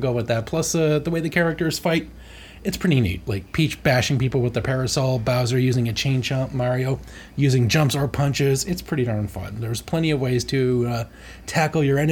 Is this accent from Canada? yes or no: yes; Canada; As the Canadian